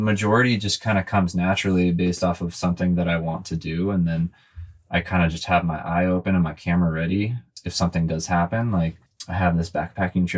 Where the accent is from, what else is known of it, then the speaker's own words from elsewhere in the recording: California, United States; I grew up in California surfing and skateboarding and snowboarding and stuff like